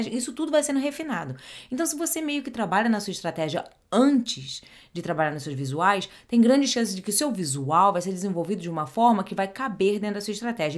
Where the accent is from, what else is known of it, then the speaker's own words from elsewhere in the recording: Rio de Janeiro, Brazil; first language Portuguese; moved away as an adult; now in New Jersey, United States; Eu sou carioca do Rio de Janeiro, mas já vai fazer 20 anos que eu moro fora do Brasil